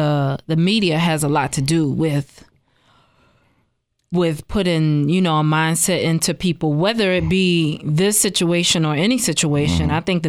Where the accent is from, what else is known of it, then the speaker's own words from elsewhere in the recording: New York City, New York, United States; now in Chicago, United States; I'm from New York, Brooklyn